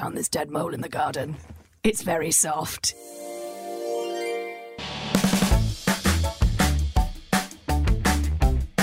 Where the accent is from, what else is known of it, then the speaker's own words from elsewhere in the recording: Scotland, United Kingdom; I'm from Scotland.